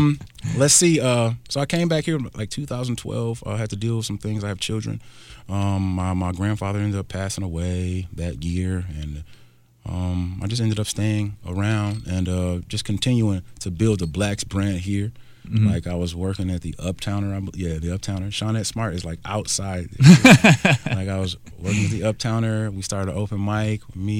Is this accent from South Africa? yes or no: no; Nigeria; You know, I'm Nigerian